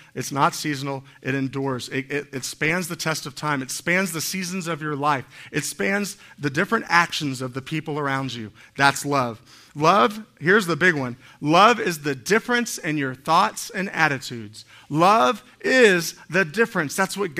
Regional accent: Miami, Florida, United States; Which is funny because I'm from Miami. I thought I would have had a Spanish accent or something.

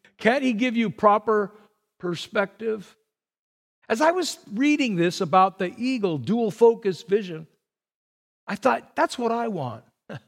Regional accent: Burbank, California, United States; I grew up in Burbank, and right around the corner from me was the pigeon man.

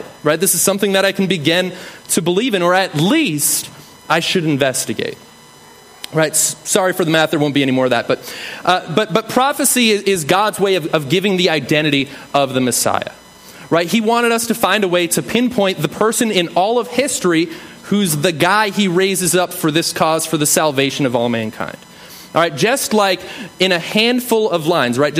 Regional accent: New England, United States; I'm from New England

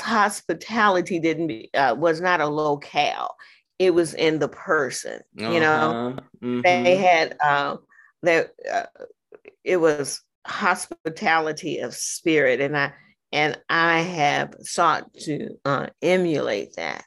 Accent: United States; I am an American

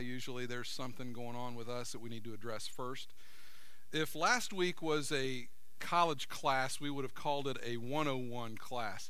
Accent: United States; I grew up in America

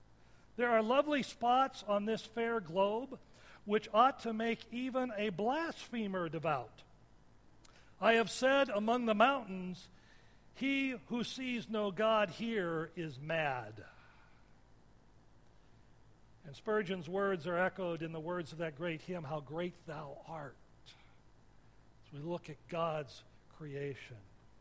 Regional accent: Washington, United States; also born or lived in Michigan; I remember I grew up in Washington, and I skied a lot through high school and then moved to Michigan.

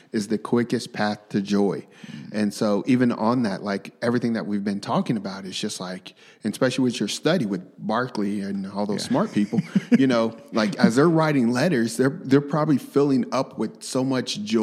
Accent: Tulsa, Oklahoma, United States; I was raised in Tulsa. I was raised in North Tulsa, you know, yeah. Turley area, you know, McLain, TSST area.

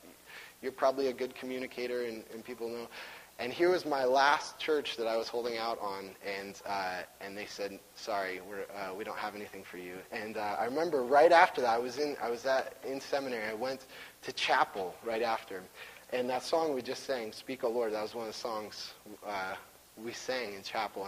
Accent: Washington, United States; I'm from Washington.

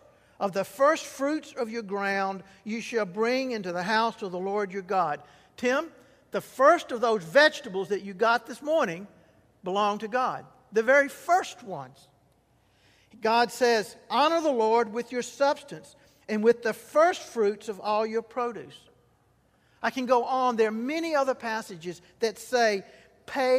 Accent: Mississippi Delta, United States; I grew up in the Mississippi Delta when cotton was king

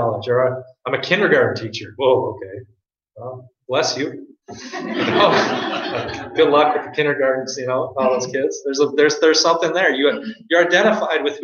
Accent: South Dakota, United States; now in Minnesota, United States; I claim to be a South Dakotan that lives in Minnesota, so I claim South Dakota.

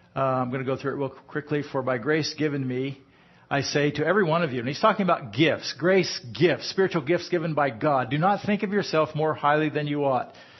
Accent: United States; I'm American

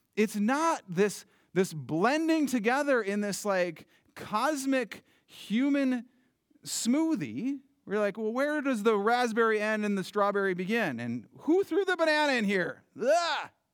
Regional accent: United States; I love being an American citizen.

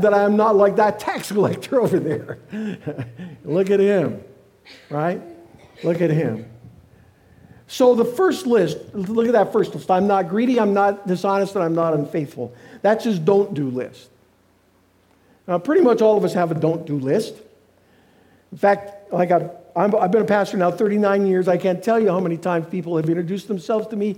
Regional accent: Canada; now in United States; I'm a Canadian.

